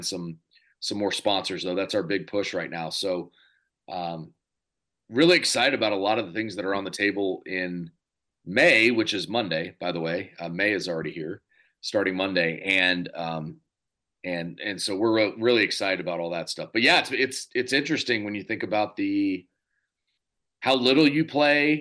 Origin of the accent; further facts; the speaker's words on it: Dallas, Texas, United States; We're both from Dallas